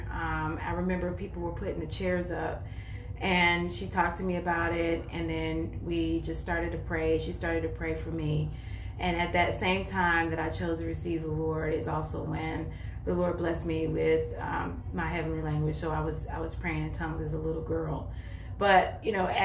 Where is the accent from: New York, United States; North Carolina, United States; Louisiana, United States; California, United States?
North Carolina, United States; moved away as an adult; now in Columbus, United States; I am 44 years old. Um, I've been living in Columbus um, since about 2015, but I'm originally from North Carolina